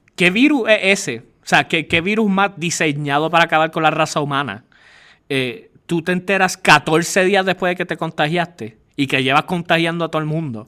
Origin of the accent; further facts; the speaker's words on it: Puerto Rico; nosotros somos un territorio de los Estados Unidos